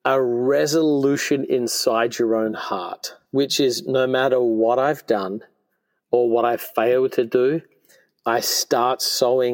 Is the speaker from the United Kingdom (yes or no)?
no; Australia; moved away; I grew up in Australia